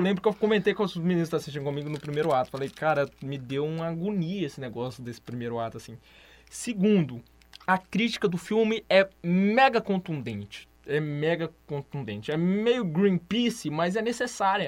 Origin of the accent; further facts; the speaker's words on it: Brazil; eu sou brasileiro